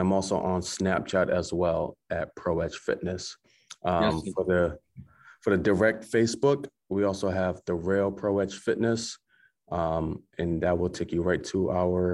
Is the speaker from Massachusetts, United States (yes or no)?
yes; Massachusetts, United States; now in Maine, United States; Mass where my hometown is